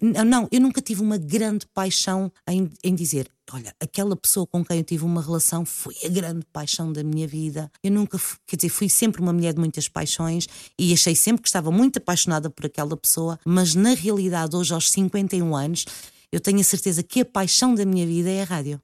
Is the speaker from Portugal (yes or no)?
yes; Lisbon, Portugal; also born or lived in Azores; eu passei grande parte da minha infância aqui em Lisboa